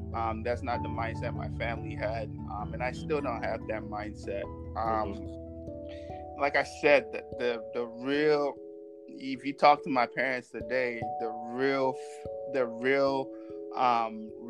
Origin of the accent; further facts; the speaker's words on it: United States; I don't even remember Mexicans being in my community at that time on the school systems that I grew up in America.